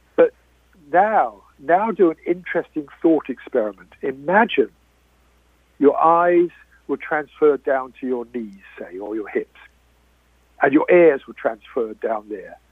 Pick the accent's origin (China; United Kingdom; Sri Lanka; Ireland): United Kingdom; I am British